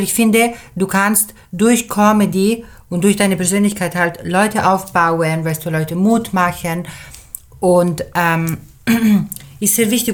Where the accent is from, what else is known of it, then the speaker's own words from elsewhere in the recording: Switzerland; German is a second language; ich bin Schweizerin, äh, halb, halb, halb Schweizerin, halb Italienerin. Meine Mutter sprach im Dorf in der Schweiz, wo ich aufgewachsen bin, schon Italienisch